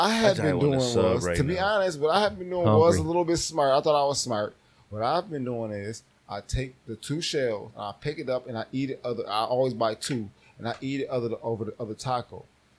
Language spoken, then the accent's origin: English; Buffalo, New York, United States; I'm from Buffalo.